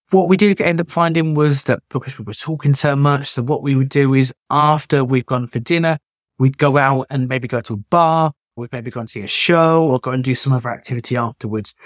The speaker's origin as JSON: {"language": "English", "country": "United Kingdom", "said": "I'm British"}